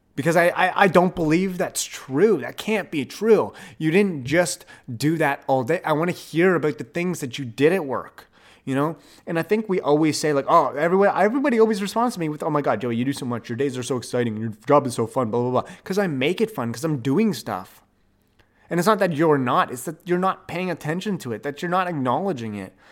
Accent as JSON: {"language": "English", "town": "Ottawa", "region": "Ontario", "country": "Canada", "tie": "born or raised there", "said": "Ottawa, my hometown"}